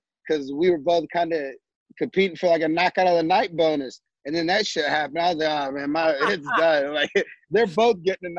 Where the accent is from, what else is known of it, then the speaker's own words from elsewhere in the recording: St. Louis, Missouri, United States; St. Louis. You know, grew up in Missouri. I grew up here.